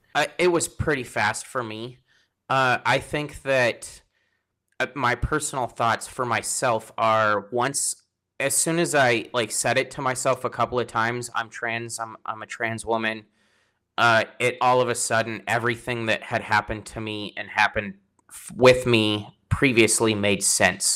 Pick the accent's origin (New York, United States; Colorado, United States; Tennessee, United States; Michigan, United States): Colorado, United States; moved away as an adult; also born or lived in San Antonio, Texas; now in Washington, United States; I'm from Colorado originally